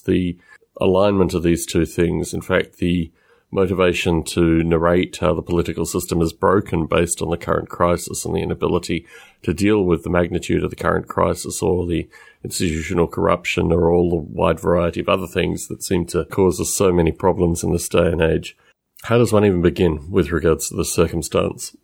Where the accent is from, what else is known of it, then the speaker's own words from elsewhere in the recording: Australia; accent: Australian-esque; my accent